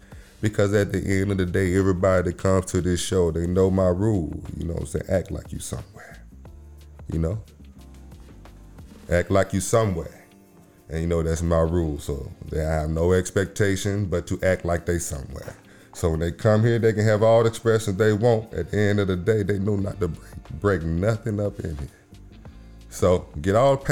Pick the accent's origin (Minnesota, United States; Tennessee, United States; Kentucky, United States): Tennessee, United States; Memphis; moved away; I am from that dirty water. I'm from Memphis, Tennessee